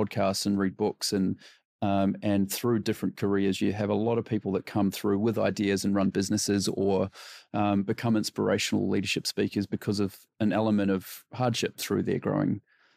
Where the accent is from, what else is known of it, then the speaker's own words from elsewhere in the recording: New Zealand; moved away; New Zealand, born, bred, educated